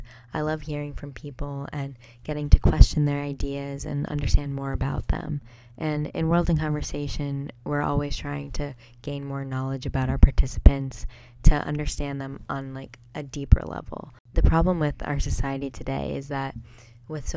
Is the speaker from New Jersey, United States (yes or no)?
yes; New Jersey, United States; my family members and friends from my hometown in New Jersey